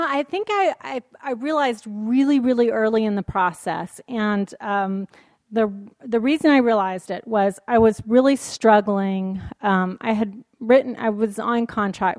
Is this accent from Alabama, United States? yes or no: yes; Alabama, United States; also born or lived in New York City; now in San Francisco, United States; I am very much from the South, and it is very, going back home to Alabama